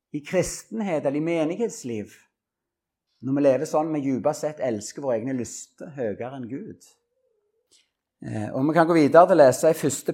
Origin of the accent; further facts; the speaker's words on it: Norway; Orrebygda, der jeg vokste opp